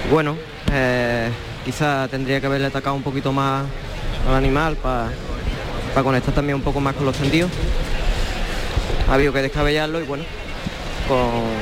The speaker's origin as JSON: {"language": "Spanish", "town": "Málaga", "region": "Andalusia", "country": "Spain", "tie": "born or raised there", "said": "Estoy en mi tierra, aquí me he criado, aquí eh, desde que era un niño jugaba al toro"}